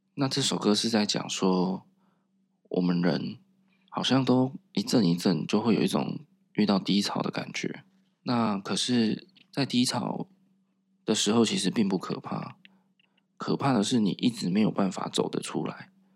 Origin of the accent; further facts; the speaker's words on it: southern Taiwan, Taiwan; 我从小在南部长大，那长辈啊 都是讲台语